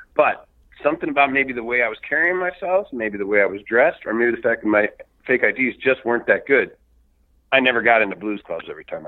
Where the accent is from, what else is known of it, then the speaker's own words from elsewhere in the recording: Chicago, Illinois, United States; I was raised in Chicago too for most of my life